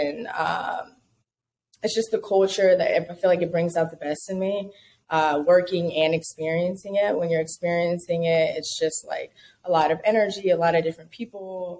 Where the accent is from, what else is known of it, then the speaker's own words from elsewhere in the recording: California, United States; also born or lived in Baton Rouge, United States / Dallas, United States; I am originally from California, and I moved to Atlanta, and I've lived pretty much everywhere across the country since then.